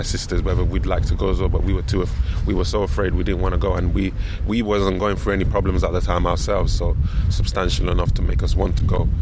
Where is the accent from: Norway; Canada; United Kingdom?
United Kingdom; London; I was raised in this in London